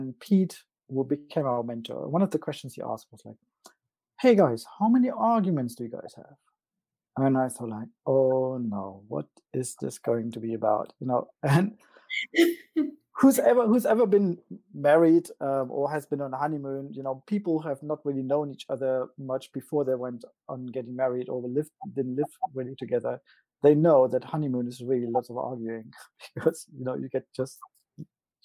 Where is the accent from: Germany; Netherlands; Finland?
Germany; East Germany; I am actually from East Germany